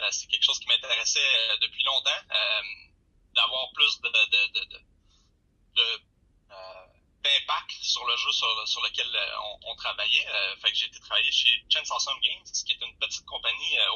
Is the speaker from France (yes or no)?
no; Shawinigan, Quebec, Canada; moved away; also born or lived in Matane; je viens de Shawinigan.